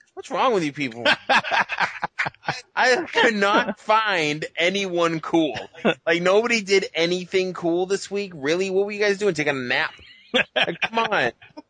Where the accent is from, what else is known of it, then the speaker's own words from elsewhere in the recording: Boston, Massachusetts, United States; now in California, United States; We live in California right now. Now I'm from Boston.